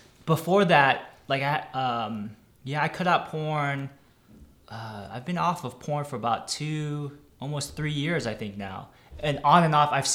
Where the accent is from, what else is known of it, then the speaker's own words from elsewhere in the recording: Milpitas, California, United States; I'm in my hometown, and I'm in Milpitas